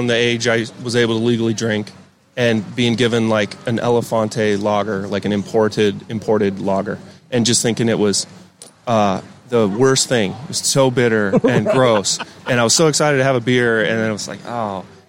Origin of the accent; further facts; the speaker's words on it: Montana, United States; now in Austin, United States; I'm originally from Montana.